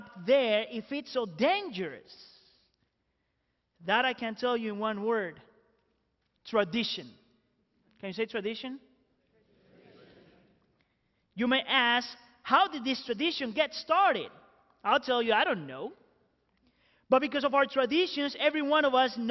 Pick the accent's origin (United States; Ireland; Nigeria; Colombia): Colombia; moved away; I was born in Colombia, so let me share with you some of my favorite traditions of being Colombian